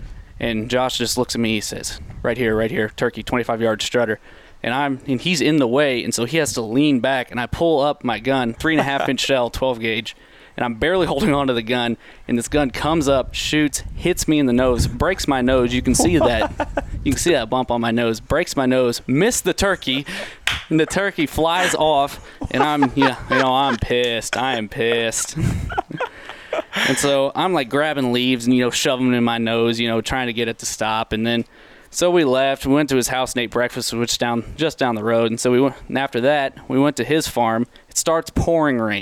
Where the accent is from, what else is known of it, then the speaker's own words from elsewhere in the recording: Monroe City, Missouri, United States; I'm from Monroe City, Missouri.